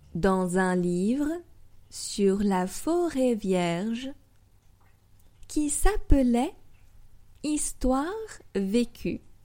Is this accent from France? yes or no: yes; France; also born or lived in Paris